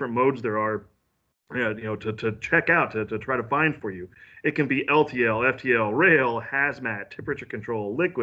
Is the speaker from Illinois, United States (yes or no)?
yes; Central Illinois, United States; moved away as an adult; now in St. Louis, United States; I grew up in Central Illinois. I'm a farm boy that's decided to go live in the big city